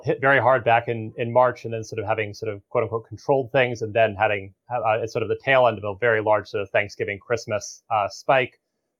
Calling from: Arlington, Massachusetts, United States; So I'm calling from Arlington, Massachusetts, which is about 4 miles as the microbe drifts from the headquarters of Moderna in Kendall Square.

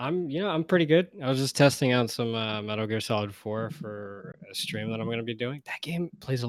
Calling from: New York City, New York, United States; I'm calling in from Brooklyn.

